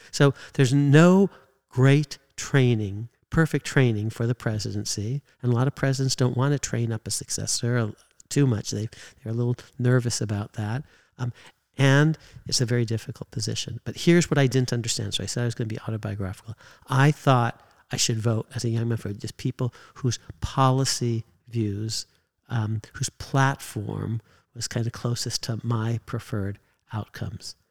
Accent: California, United States; I grew up in California

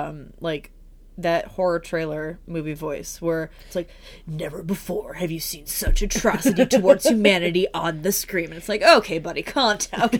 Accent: Chicago, Illinois, United States; I'm from Chicago.

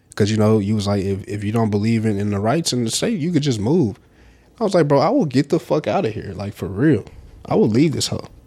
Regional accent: the South, United States; we from the South

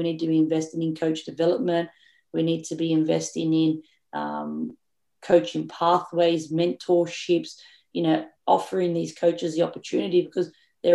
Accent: Australia; we are as Australian coaches

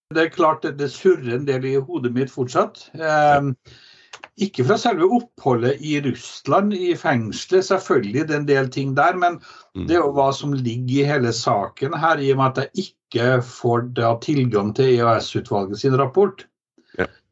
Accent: Trondheim, Trøndelag, Norway; moved away as an adult; now in Kirkenes, Norway; Jeg er jo eh, født og vokst opp i Trondheim

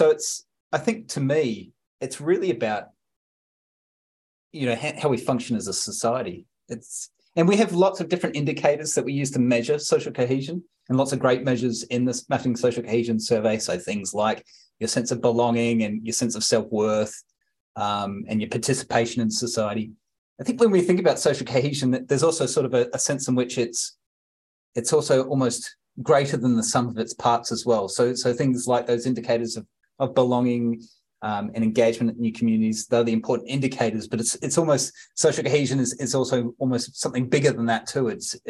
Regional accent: Sydney, New South Wales, Australia; also born or lived in New Zealand; now in Canberra, Australia; I was born in Australia, but then we moved back to New Zealand and lived in New Zealand for 10 years and then came back to Australia.

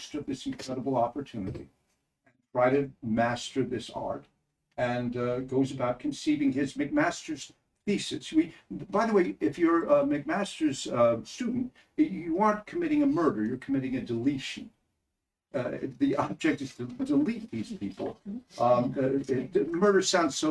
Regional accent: Levittown, New York, United States; also born or lived in Cheshire, England; we moved to Levittown

